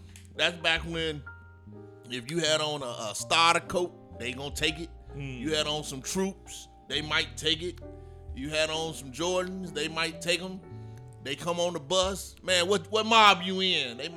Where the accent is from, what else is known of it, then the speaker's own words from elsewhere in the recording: Chicago suburbs, Illinois, United States; we moved from Chicago to the suburbs